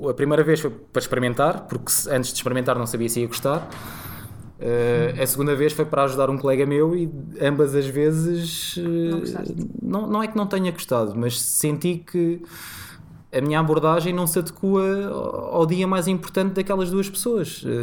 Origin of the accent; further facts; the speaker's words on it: Cascais, Lisbon, Portugal; porque curiosamente sou de Cascais.